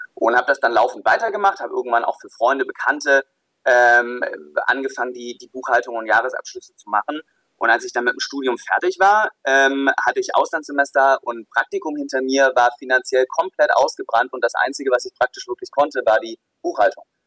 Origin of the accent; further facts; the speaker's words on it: Southern Germany, Germany; also born or lived in Pforzheim / Stuttgart; ich komme aus dem Süden der Republik